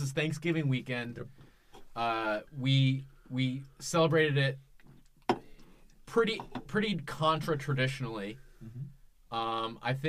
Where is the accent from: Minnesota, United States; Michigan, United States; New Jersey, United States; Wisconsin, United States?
Minnesota, United States; Minneapolis; moved away; So we're originally from Minneapolis